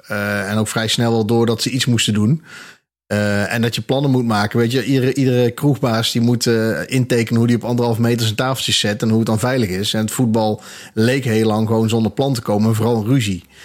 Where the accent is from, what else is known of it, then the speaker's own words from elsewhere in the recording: Eindhoven, North Brabant, Netherlands; now in Breda, Netherlands; Ja, ik kom oorspronkelijk uit Eindhoven. Dus ik ben in mijn twintigste ongeveer ben ik naar Breda verhuisd.